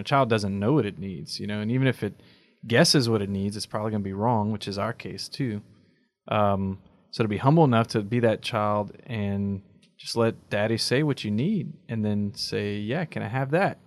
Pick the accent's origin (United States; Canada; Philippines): United States; as American Catholics, our biggest dis-, disadvantage is our expectation of work and output.